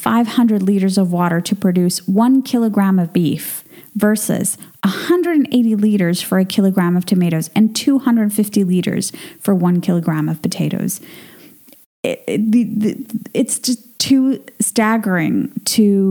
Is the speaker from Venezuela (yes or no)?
yes; Venezuela; moved away; my home country of Venezuela